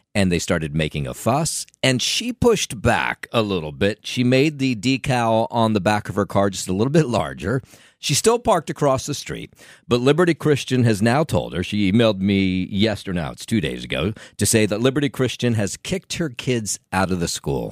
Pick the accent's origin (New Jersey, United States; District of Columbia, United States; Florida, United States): New Jersey, United States; Trenton; I grew up in Trenton, and, uh, Trenton, if you're not familiar, is the capital city of New Jersey